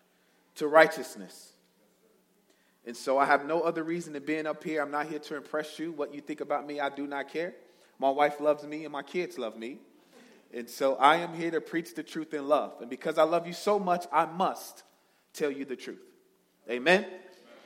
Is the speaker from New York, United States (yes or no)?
no; Chicago, Illinois, United States; I'm originally from Chicago, born and bred. I grew up in the projects on the south side of Chicago